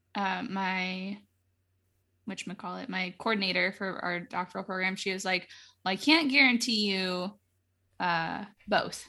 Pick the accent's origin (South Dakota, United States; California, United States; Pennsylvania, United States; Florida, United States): Florida, United States; moved away; I'm from Florida, like, we have hurricanes